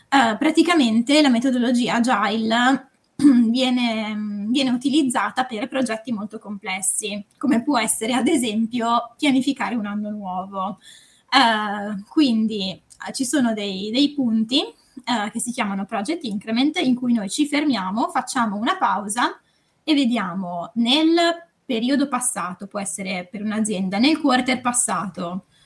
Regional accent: Varese, Lombardy, Italy; now in Milan, Italy; um, ho 27 anni, sono di Varese ma vivo, vivo a Milano

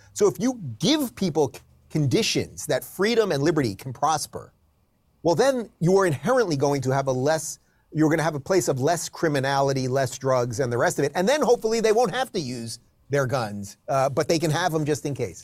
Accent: New York City metropolitan area suburbs, United States; moved away as an adult; also born or lived in Manhattan, New York City / Los Angeles, California; now in Miami, United States; I was born in New York, so the only, I've lived in three places in my life. Uh, basically, New York City metropolitan area suburbs, and then about 20 years in New York City itself, Manhattan

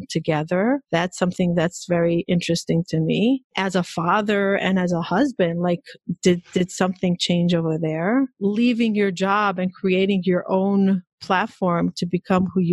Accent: Israel; moved away; I grew up in Israel, extremely Orthodox

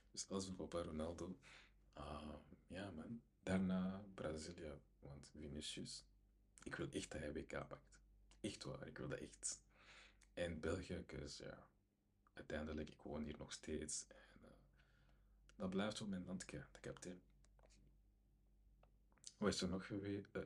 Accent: DR Congo; hij is naar Congo gegaan, ik ben zelf Congolees.

